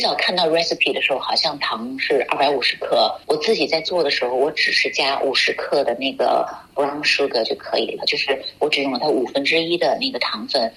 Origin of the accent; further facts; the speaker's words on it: China; moved away; also born or lived in United Kingdom; 我们中国人